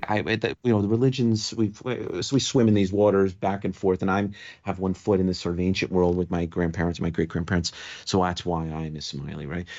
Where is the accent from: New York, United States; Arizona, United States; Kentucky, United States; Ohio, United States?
New York, United States; moved away; also born or lived in Las Vegas, Nevada; as a New Yorker